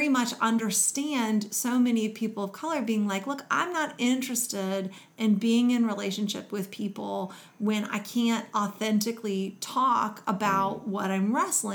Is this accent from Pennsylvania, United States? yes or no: no; Kentucky, United States; I grew up in Kentucky